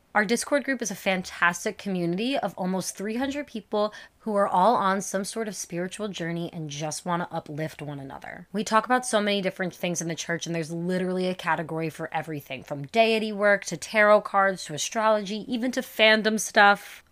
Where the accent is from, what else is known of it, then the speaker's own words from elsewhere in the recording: New York, United States; I'm a witch who works with Jesus, and I am from New York